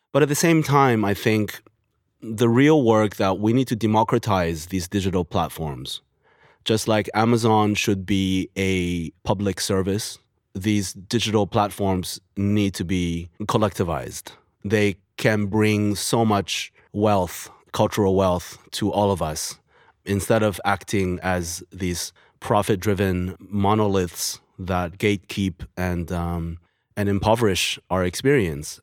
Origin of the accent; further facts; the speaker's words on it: China; moved away; also born or lived in United States; I'm come from China after living in the U S